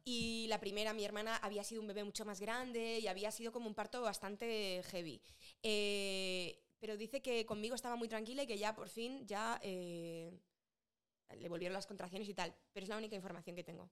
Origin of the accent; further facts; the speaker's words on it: Madrid, Community of Madrid, Spain; moved away; yo me fui de Madrid muy enamorada de Madrid